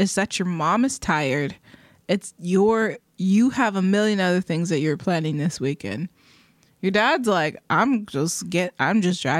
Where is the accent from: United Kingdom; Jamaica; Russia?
United Kingdom; England; also born or lived in Germany; I grew up in England and Germany. Don't want to talk about it. It was awesome. Love it. I miss it.